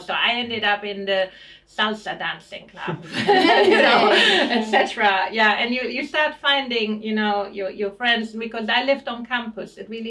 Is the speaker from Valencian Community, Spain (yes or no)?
no; Barcelona, Catalonia, Spain; moved away as an adult; also born or lived in Munich, Germany / Salzburg, Austria / Manchester, United Kingdom; now in London, United Kingdom; So, yeah, I came to the UK in 1992, actually. I'm originally from Barcelona, German heritage. I've lived in Barcelona, in Munich, Salzburg, Manchester, and then finally London.